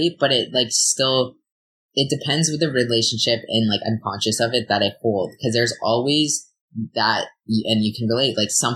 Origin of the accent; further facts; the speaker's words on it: Ontario, Canada; now in British Columbia, Canada; I'm from Ontario